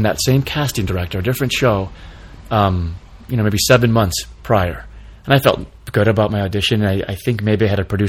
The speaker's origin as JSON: {"language": "English", "region": "Michigan", "country": "United States", "tie": "born or raised there", "moved": "yes", "said": "growing up in Michigan"}